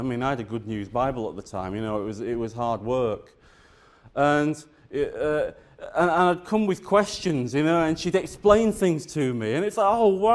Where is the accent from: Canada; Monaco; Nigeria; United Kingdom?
United Kingdom; the north of England; moved away as an adult; also born or lived in South Wales; I grew up in the Church of England, in the north of England